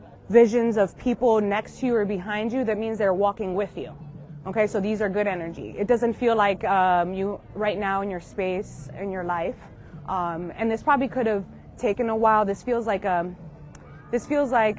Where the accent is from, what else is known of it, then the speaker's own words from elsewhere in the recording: Long Island, New York, United States; I'm actually from Long Island